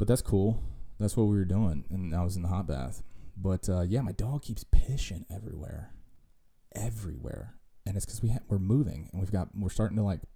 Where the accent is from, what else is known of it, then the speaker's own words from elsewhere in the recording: Virginia, United States; we're hillbillies from Virginia